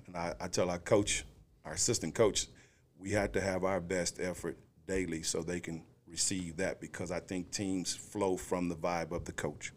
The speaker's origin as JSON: {"language": "English", "town": "Houston", "region": "Texas", "country": "United States", "also_born_or_lived": "Waco", "moved": "as an adult", "lives_now": "Forney, United States", "said": "I'm from Houston"}